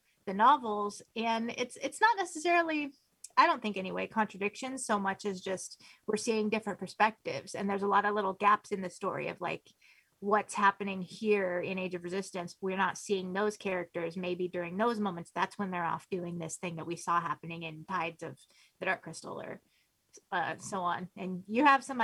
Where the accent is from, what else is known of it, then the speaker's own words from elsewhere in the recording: United States; being an American